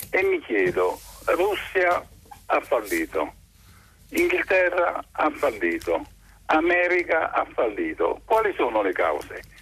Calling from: Trieste, Friuli-Venezia Giulia, Italy

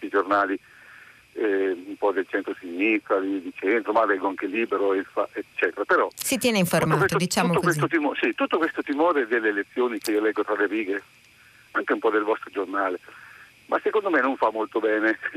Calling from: Marche, Italy; Siamo dalle Marche.

